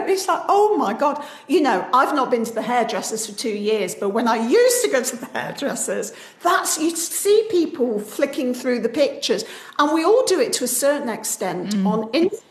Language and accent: English; United Kingdom; I'm very British